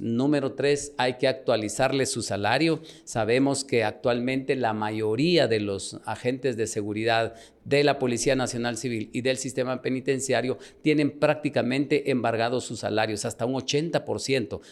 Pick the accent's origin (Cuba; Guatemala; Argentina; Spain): Guatemala; Nebaj, Quiché; now in Guatemala City, Guatemala; yo nací en Nevaj, un municipio del Quiché